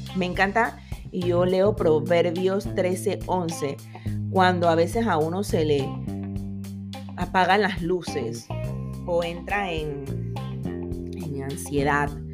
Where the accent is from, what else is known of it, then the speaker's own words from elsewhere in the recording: Panama; yo soy buena panameña